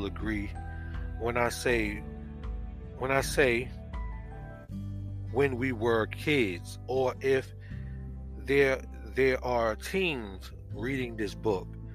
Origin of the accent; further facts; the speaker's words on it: Jersey City, New Jersey, United States; I'm from Jersey City, New Jersey, originally